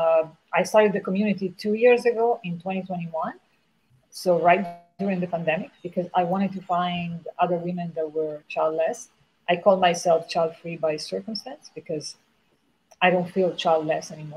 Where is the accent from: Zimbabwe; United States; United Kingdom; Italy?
Italy; I'm from Italy